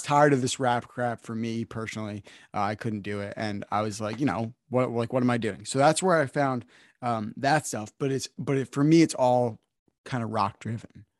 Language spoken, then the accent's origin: English; New Jersey, United States; I'm from New Jersey, right? I didn't grow up listening to country music.